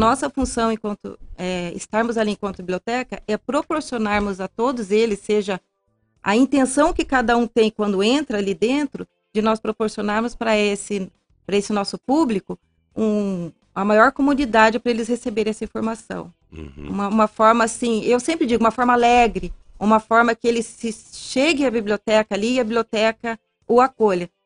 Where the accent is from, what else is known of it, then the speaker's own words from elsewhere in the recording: Londrina, Paraná, Brazil; moved away as an adult; now in Ponta Grossa, Brazil; Eu sou de Londrina